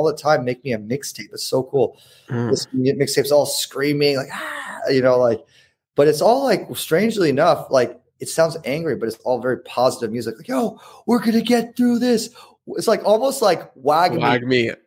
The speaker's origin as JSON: {"language": "English", "town": "Newport Beach", "region": "California", "country": "United States", "tie": "born or raised there", "said": "I grew up in Newport Beach"}